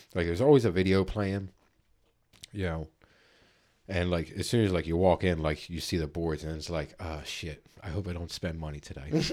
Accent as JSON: {"language": "English", "town": "Philadelphia", "region": "Pennsylvania", "country": "United States", "said": "we're from Philly"}